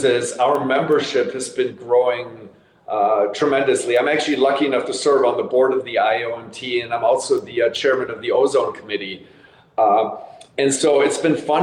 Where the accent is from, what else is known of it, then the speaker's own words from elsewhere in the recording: Germany; moved away; I grew up in Germany